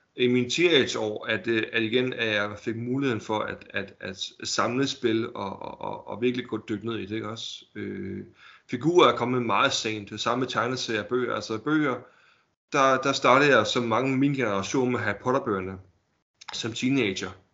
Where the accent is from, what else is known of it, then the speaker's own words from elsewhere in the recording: Holbæk, Zealand, Denmark; Jeg er fra Holbæk.